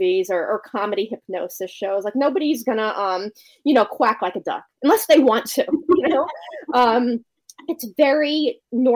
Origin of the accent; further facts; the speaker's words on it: Connecticut, United States; moved away as an adult; also born or lived in New York; now in Maryland, United States; I'm from Connecticut. So I eventually moved back to Connecticut